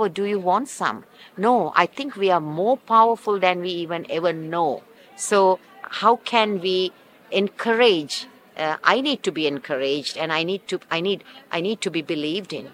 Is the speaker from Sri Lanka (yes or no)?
yes; Sri Lanka; now in Los Angeles, United States; I am originally from Sri Lanka, but now I live in Los Angeles.